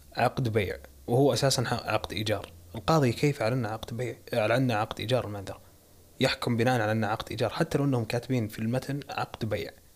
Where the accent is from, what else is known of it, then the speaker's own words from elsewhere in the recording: Saudi Arabia; عندنا بالسعوديه